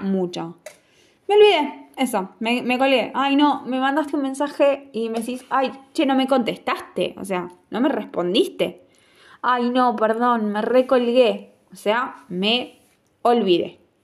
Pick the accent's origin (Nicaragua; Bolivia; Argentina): Argentina; como un argentino